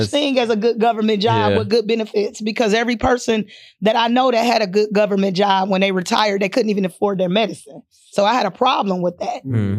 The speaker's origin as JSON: {"language": "English", "town": "Akron", "region": "Ohio", "country": "United States", "tie": "born or raised there", "said": "So I was raised in Akron, Ohio, LBJ City. Well, we moved around a lot, but I'm from Akron, Ohio."}